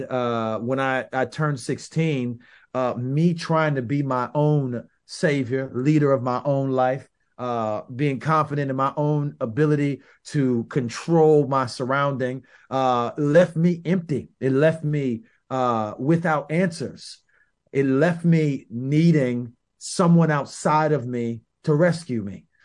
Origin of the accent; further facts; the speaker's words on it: St. Petersburg, Florida, United States; I'm from South Side of Saint Petersburg, another South Side of the city, but very different from South Si-, South Side Tampa